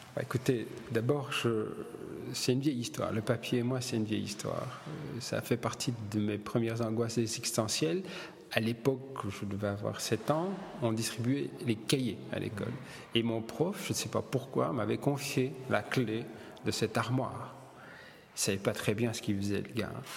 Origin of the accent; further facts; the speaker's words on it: Boussu, Wallonia, Belgium; also born or lived in Italy; je suis né à Boussu dans le Hainaut